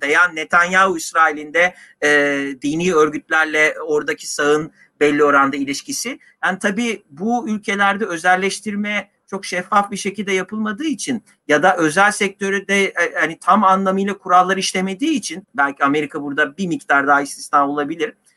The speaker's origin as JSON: {"language": "Turkish", "region": "Istanbul", "country": "Turkey", "said": "ikimiz de İstanbulluyuz."}